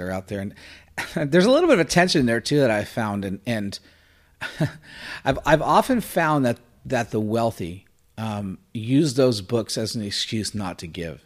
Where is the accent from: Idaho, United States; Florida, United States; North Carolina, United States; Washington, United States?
Florida, United States; also born or lived in New Jersey; I was born in New Jersey and then raised in Florida